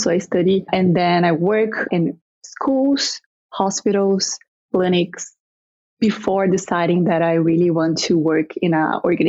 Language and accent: English; Brazil; moved away as an adult; also born or lived in Alberta, Canada; now in Canada; I am originally from Brazil. I came to Canada in 2016